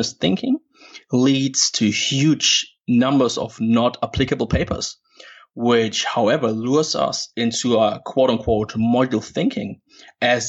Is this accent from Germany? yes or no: yes; Germany; moved away as an adult; now in Perth, Australia; born and raised in Germany